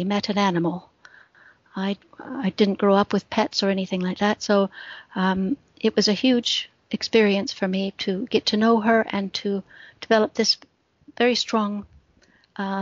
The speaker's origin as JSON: {"language": "English", "region": "Midwest", "country": "United States", "tie": "born or raised there", "also_born_or_lived": "Britain", "moved": "as an adult", "lives_now": "United Kingdom", "said": "I grew up in the Midwest of the States"}